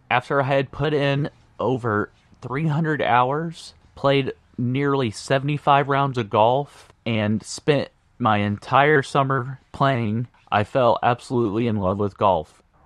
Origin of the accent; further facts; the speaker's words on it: Indianapolis, Indiana, United States; born and raised in Indianapolis, Indiana.